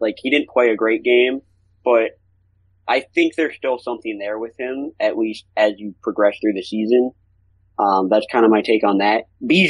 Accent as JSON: {"language": "English", "region": "Michigan", "country": "United States", "said": "I'm from Michigan"}